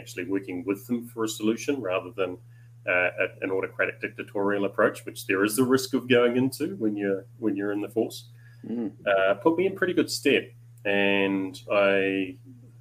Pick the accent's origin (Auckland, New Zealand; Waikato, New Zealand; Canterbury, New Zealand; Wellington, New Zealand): Auckland, New Zealand; Papakura; a big part of my upbringing was on a farm in the hills up above Papakura in South Auckland